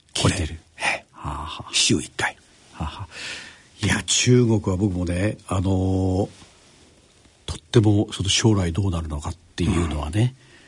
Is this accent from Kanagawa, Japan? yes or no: yes; Yokosuka, Kanagawa, Japan; 小中高ずっと横須賀です